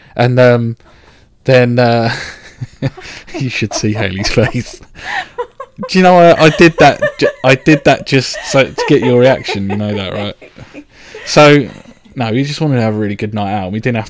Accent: Reading, South East England, United Kingdom; also born or lived in London; I was born in London, but raised in Reading

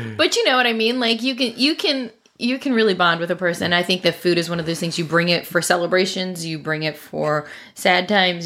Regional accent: Maryland, United States; moved away as an adult; also born or lived in Tennessee; now in Florida, United States; I consider myself a Marylander for sure, although now we've lived in Florida for almost thirteen years

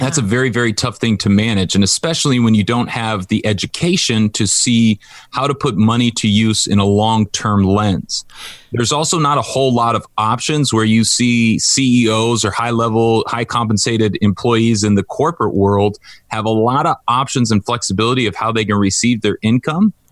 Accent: Orange County, California, United States; I grew up in Orange County where there's a lot of money.

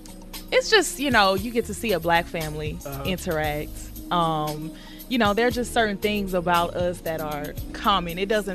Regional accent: Houston, Texas, United States; why did they boo me when I said I was from Houston?

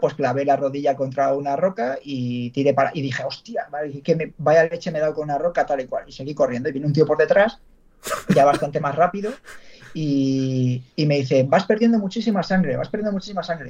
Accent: Valladolid, Castile and León, Spain; soy de Valladolid

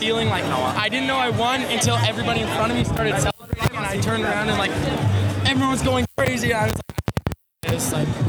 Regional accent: Canada; I'm second in the overall now, and I'm second Canadian to ever win a World Cup

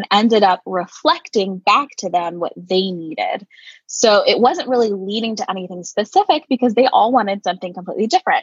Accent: Connecticut, United States; moved away as an adult; now in Cleveland, United States; I'm originally from a state in the US called Connecticut

